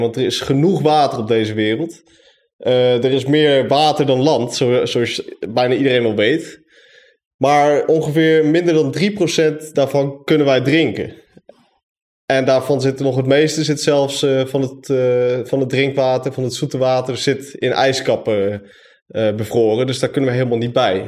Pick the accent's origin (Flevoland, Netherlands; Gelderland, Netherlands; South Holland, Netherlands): Flevoland, Netherlands; Zeewolde; now in Enschede, Netherlands; Ik woon in, Enschede. En opgegroeid in Zeewolde, net als Stefan